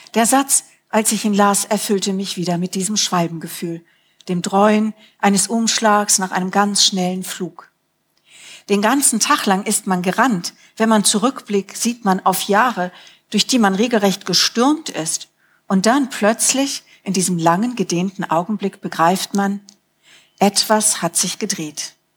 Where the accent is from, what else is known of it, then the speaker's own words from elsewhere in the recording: Rhineland, Germany; moved away; wie in meiner Kindheit im Rheinland